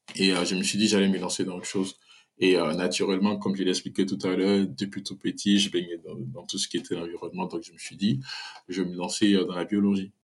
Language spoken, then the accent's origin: French; Côte d’Ivoire; moved away as an adult; also born or lived in Algeria; now in Paris, France; je suis né en Côte d'Ivoire, en fait, je suis ivoirien.